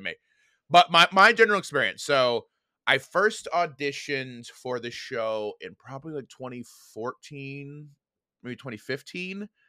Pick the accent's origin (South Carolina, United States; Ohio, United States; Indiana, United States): Indiana, United States; moved away as an adult; I grew up, uh, in a little town called Dammate, Indiana.